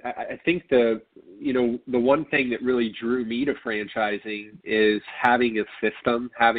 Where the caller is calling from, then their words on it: Orlando, Florida, United States; So I am in Orlando, Florida.